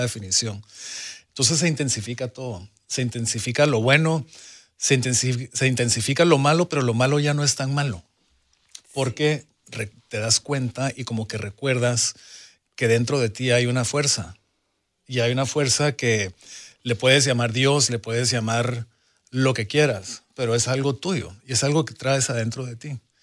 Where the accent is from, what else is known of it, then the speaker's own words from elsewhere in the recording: Guatemala; mi infancia en Centroamérica, de Guatemala, un país en guerra